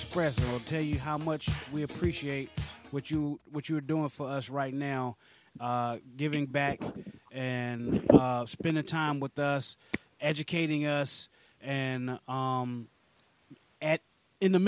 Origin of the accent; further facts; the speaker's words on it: West Virginia, United States; I'm from West Virginia